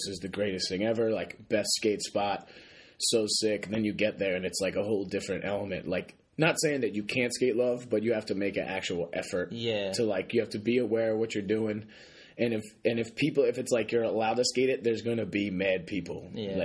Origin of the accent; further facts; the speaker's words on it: Philadelphia, Pennsylvania, United States; moved away as an adult; now in Boston, United States; I am from Philly. I grew up right outside like the city, like 5 minutes, five minutes, like 5 miles right outside of West Philly